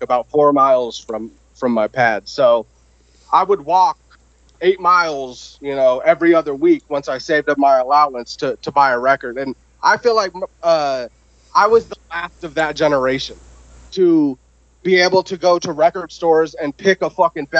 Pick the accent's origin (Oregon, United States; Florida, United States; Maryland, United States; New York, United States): Oregon, United States; Southern; moved away; also born or lived in Los Angeles, California; I was from Oregon originally, and Southern Oregon